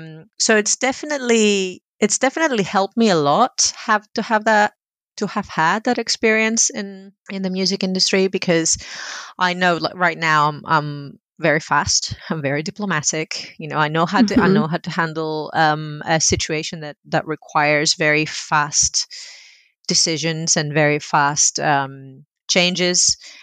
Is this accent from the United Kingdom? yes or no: no; Greece; So when I was growing up in Greece in the 80s, video games were a very male hobby.